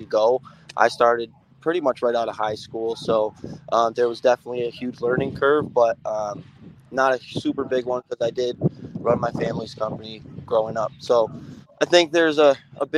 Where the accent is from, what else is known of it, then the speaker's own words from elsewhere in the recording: Syracuse, New York, United States; moved away as an adult; now in Atlanta, United States; I was born in Syracuse, New York, and my family has been pouring concrete since the 80s, and I learned in Syracuse through my family growing up